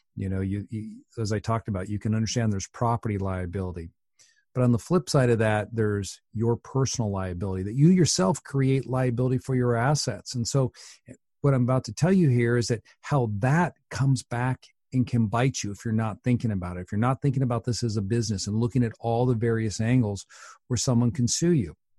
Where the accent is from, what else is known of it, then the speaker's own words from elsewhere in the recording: Washington, United States; I'm from Washington State